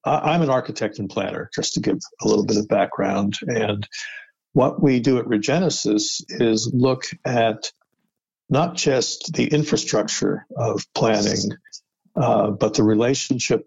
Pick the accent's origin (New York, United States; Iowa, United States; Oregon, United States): New York, United States; upstate New York / outside New York City, United States; moved away as an adult; also born or lived in Pittsburgh, Pennsylvania / New Jersey / Vermont / Washington, D.C.; now in Boston, United States; I was born in Pittsburgh, but spent most of my life in upstate New York, and then outside of New York City in New Jersey. So generally a New Yorker, Northeast